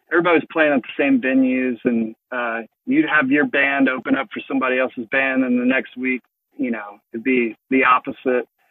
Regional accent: Mississippi, United States; I grew up in Mississippi

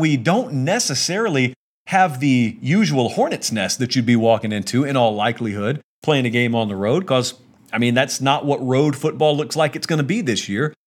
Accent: West Central Georgia, United States; I'm from West Central Georgia

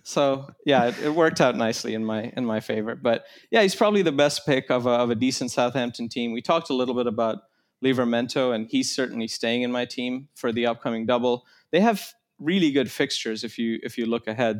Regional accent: Kenya; I grew up in Kenya

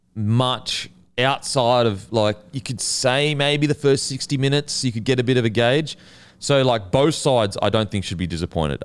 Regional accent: Gold Coast, Queensland, Australia; I grew up on the Gold Coast

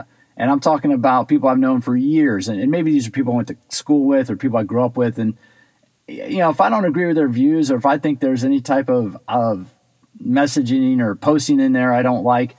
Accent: Silver Spring, Maryland, United States; I grew up in Silver Spring

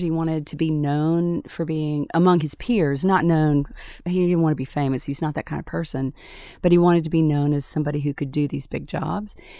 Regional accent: Tupelo, Mississippi, United States; moved away as an adult; also born or lived in Atlanta; my hometown of Tupelo, Mississippi

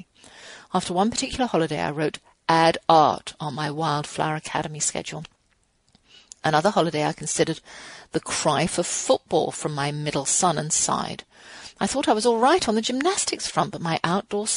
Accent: England, United Kingdom; now in United States; I'm English

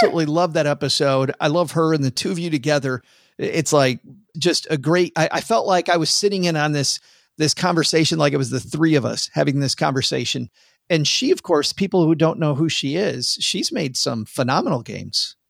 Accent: Midwest, United States; moved away; I'm from the Midwest

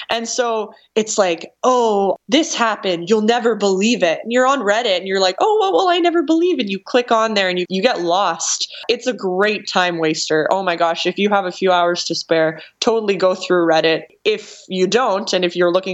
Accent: Canada; I'm Canadian

